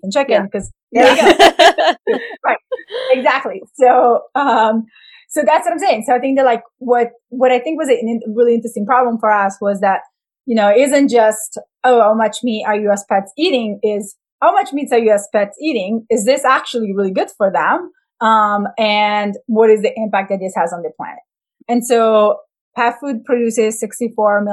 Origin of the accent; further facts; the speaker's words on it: Italy; moved away; I'm from Italy.